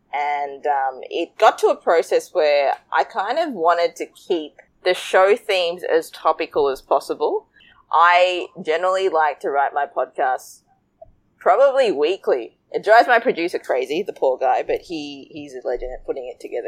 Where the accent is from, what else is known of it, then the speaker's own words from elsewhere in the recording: Sri Lanka; now in Australia; a curry chubby girl growing up in Sri Lanka. Growing up in Australia, moving from Sri Lanka.